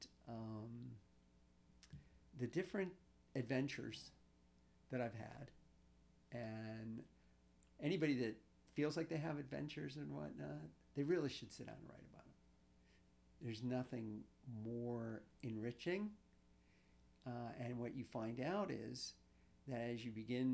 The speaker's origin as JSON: {"language": "English", "town": "Pittsburgh", "region": "Pennsylvania", "country": "United States", "tie": "born or raised there", "said": "I'm a true outcrop of growing up in the East End, in Morningside, and going to Peabody High School"}